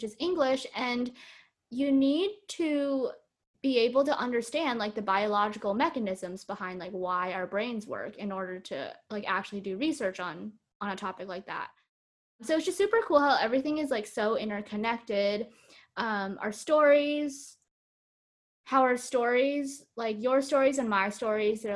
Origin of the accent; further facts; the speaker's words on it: Bay Area, California, United States; moved away; growing up in the Bay Area, like everyone is very STEM oriented